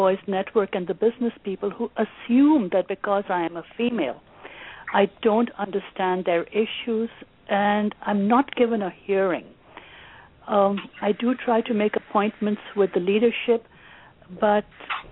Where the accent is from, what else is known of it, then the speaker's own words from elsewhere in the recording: Pakistan; moved away as an adult; also born or lived in India; now in Arizona, United States; While I was born in India, when my parents separated, I wound up in Pakistan and spent my teens there